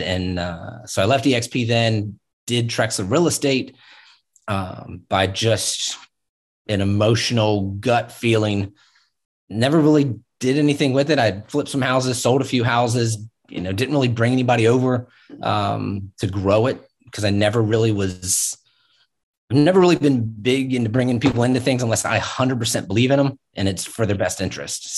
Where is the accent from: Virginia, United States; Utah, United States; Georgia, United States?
Virginia, United States; Virginia Beach; also born or lived in Pittsburgh; I grew up in Virginia Beach